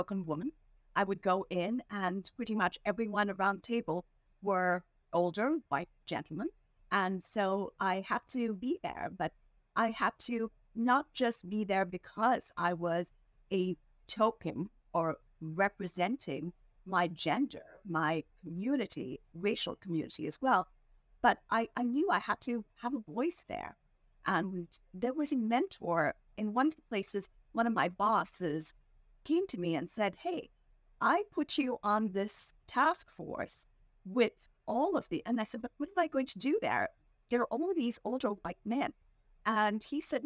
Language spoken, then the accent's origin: English; India; moved away as an adult; now in Philadelphia, United States; I was born and raised in India